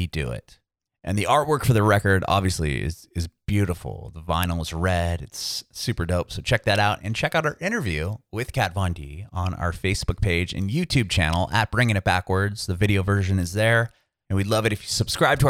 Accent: San Diego, California, United States; I'm from Southern California as well. I'm from San Diego

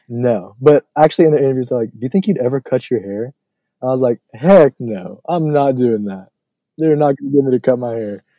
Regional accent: New Orleans, Louisiana, United States; my hometown

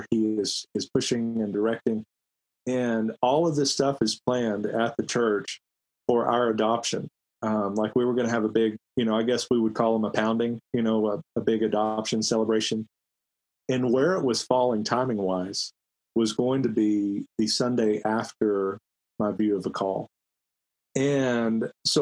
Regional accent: Grand Prairie, Texas, United States; moved away as an adult; when I was back in Grand Prairie, so I was in my hometown, had some of my high school and middle school teachers in the church

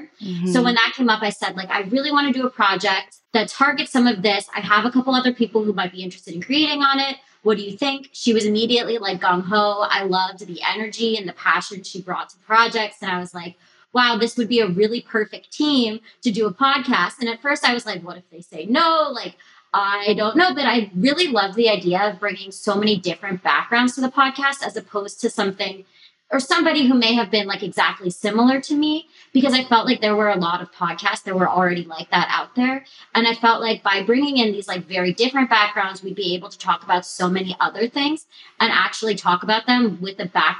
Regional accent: England, United Kingdom; also born or lived in Botswana; now in United States; I'm from Botswana, grew up in England, moved to America 12 years ago.

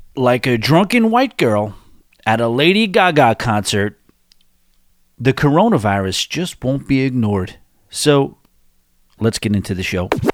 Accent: New York City, New York, United States; Born and raised in New York City

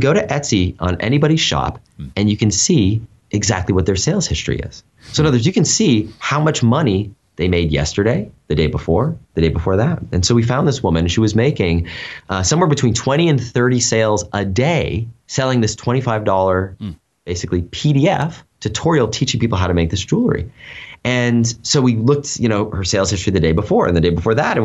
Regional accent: United States; moved away as an adult; also born or lived in China; We're both American, but we had lived in Asia for about 5 years

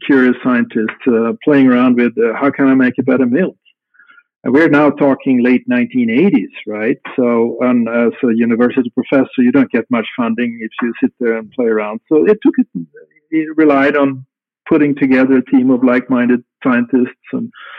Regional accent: Stockholm, Stockholm County, Sweden; moved away as an adult; also born or lived in Östersund, Sweden; now in Wilson, United States; from I was 3 years old, I grew up in Stockholm, which is the capital of Sweden today.

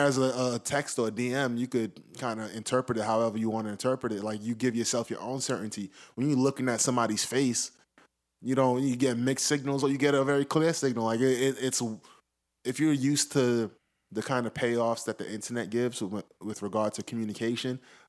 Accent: New York City, New York, United States

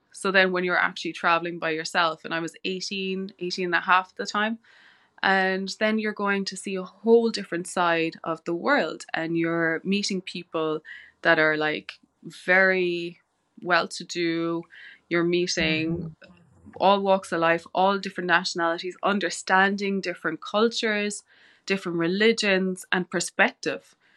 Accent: West Cork, Munster, Ireland; moved away as an adult; I grew up in West Cork

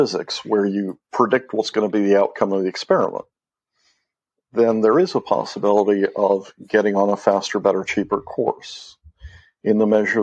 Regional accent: Mexico; moved away as an adult; I grew up in Mexico

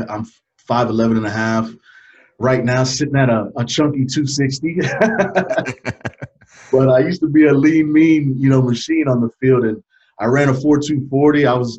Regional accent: New York, United States; also born or lived in Fort Bragg; So I grew up in Lower East Side, New York, and I also grew up in Fort Bragg, North Carolina.

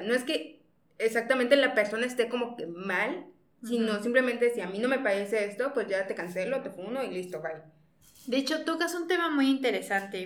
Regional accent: Mexico; Nos encanta funar como mexicanos

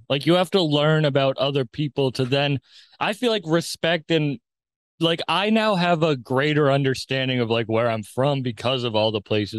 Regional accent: Cape Cod, Massachusetts, United States; I was born on Cape Cod.

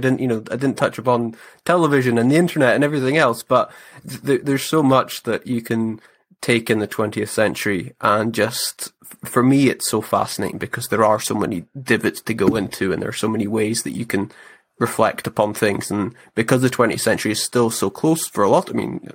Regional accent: Scottish Highlands, Scotland, United Kingdom; growing up in the Scottish Highlands, where the weather's just different

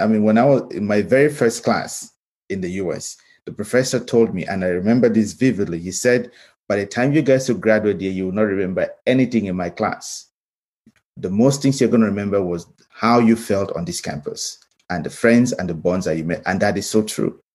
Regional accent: Cameroon; moved away as an adult; now in United States; I grew up in Cameroon

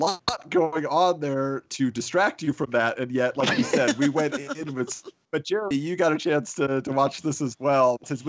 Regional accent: California, United States; Colin, growing up in California, I got to ask if you ever saw this

